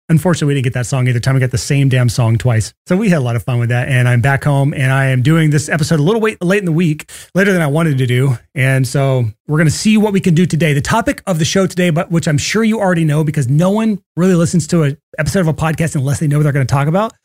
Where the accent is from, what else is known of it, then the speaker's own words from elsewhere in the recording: Athens, Alabama, United States; moved away; I grew up in Athens, Alabama